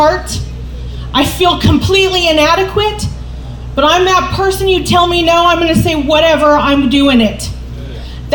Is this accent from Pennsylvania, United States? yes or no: no; California, United States; moved away as an adult; also born or lived in Minnesota; I'm from California